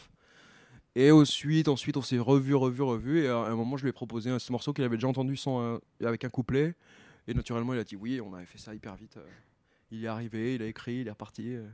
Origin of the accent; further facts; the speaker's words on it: Tours, Centre-Val de Loire, France; moved away; je viens de Tours